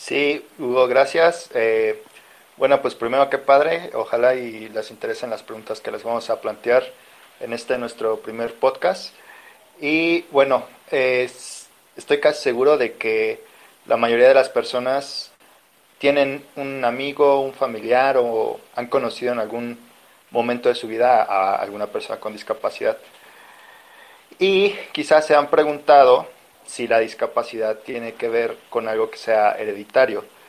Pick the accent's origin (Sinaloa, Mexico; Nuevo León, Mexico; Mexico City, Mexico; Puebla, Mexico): Mexico City, Mexico; de la Ciudad de México